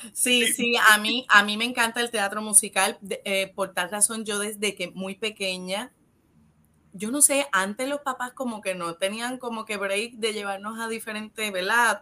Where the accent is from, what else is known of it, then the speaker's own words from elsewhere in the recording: Ponce, Puerto Rico; en donde yo me crié, en Las Delicias, en Ponce